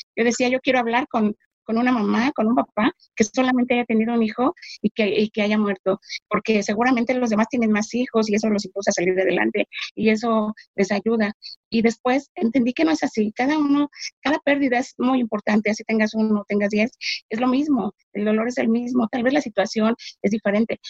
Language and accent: Spanish; Mexico City, Mexico; soy de México, Ciudad de México.